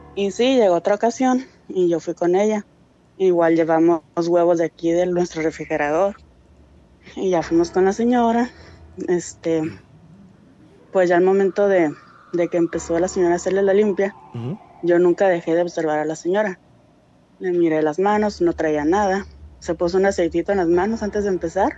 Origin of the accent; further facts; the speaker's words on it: San Felipe, Baja California, Mexico; De San Felipe, Baja California